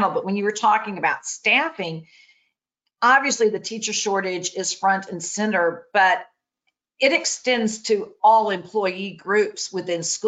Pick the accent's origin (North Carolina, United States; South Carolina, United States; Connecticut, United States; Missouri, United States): Missouri, United States; Jefferson City; I grew up in Jeff City.